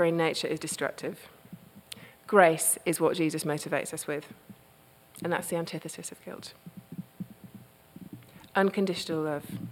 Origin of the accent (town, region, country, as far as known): United Kingdom; now in United States